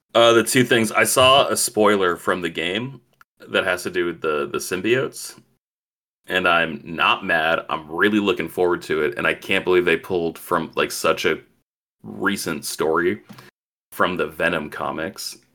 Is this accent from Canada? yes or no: no; Chile; I'm not Cuban. I'm Chilean.